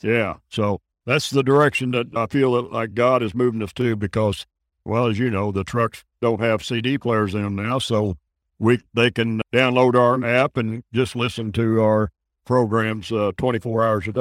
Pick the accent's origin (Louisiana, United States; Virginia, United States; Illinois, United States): Illinois, United States; I moved the ministry back to my hometown. And now we've got a church there and a sanctuary